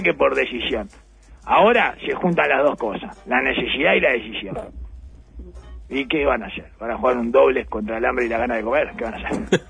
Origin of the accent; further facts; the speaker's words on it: Uruguay